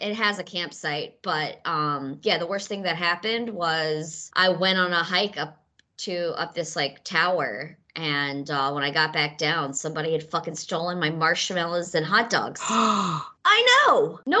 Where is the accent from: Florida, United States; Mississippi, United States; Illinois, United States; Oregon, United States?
Mississippi, United States; now in New York, United States; I'm from Mississippi, where the Civil War took place.